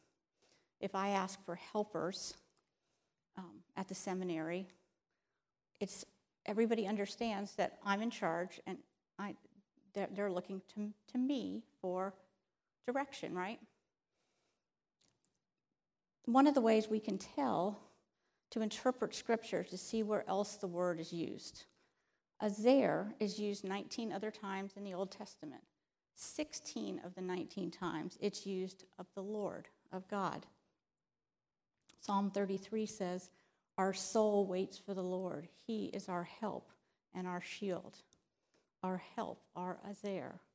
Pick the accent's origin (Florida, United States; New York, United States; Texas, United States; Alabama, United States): Florida, United States; I'm from Florida